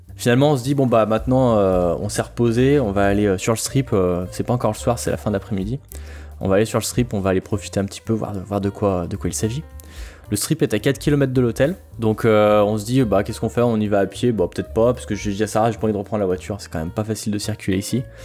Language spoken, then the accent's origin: French; France; on est français, on comprend tout ce qui se passe dans son